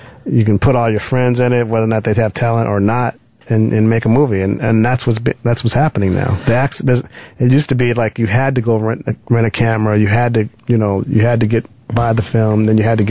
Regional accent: Los Angeles, California, United States; I'm from Los Angeles

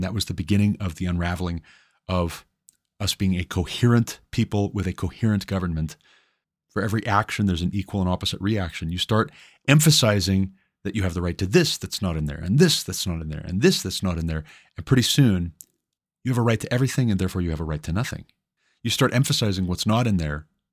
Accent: Montana, United States; Greg Gianforte, governor of my home state, Montana

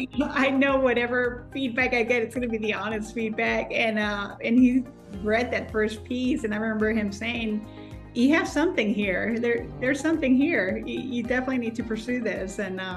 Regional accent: San Antonio, Texas, United States; moved away as an adult; also born or lived in Mexico; now in Houston, United States; I grew up in San Antonio, and my mom, my sister still live there.

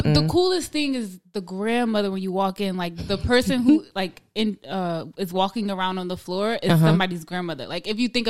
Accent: New Jersey, United States; I definitely talk like I'm from Jersey.

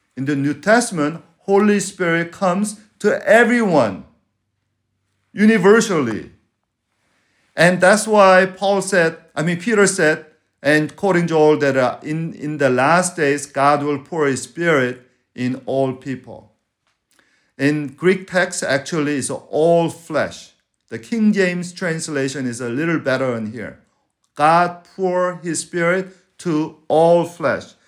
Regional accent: Venezuela; moved away; I'm from Venezuela

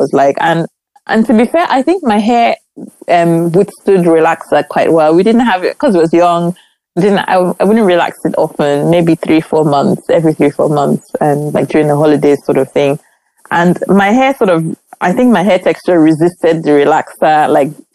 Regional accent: Nigeria; growing up in Nigeria

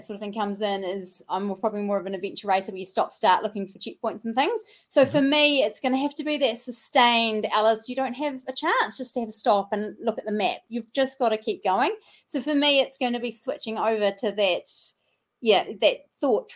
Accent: Timaru, Canterbury, New Zealand; I'm from Timaru

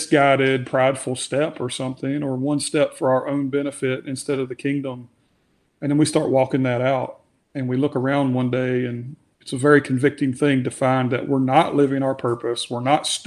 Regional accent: United States; we're American

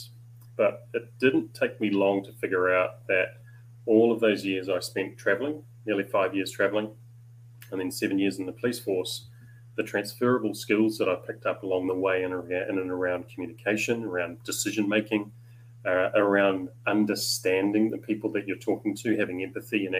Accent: Papakura, Auckland, New Zealand; a big part of my upbringing was on a farm in the hills up above Papakura in South Auckland

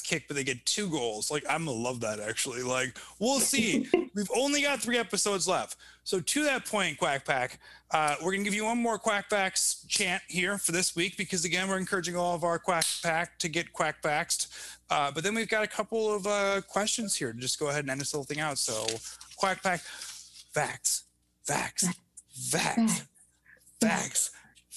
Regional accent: Evanston, Illinois, United States; also born or lived in Chicago; I grew up in Evanston

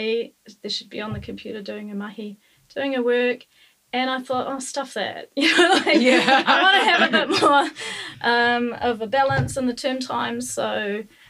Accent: Auckland, New Zealand; I grew up in West Auckland and I've lived in Tāmaki Makaurau in Auckland my whole life except for travels overseas

